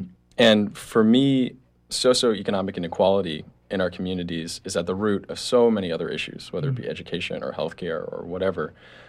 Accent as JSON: {"language": "English", "area": "near Boston", "region": "Massachusetts", "country": "United States", "tie": "born or raised there", "moved": "yes", "said": "I grew up near Boston, and I'm a student at College of the Atlantic"}